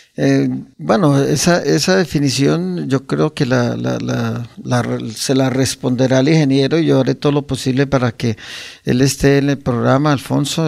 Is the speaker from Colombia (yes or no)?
yes; Guane, Santander, Colombia; also born or lived in San Gil; nacimos en Guane y me bautizaron en San Gil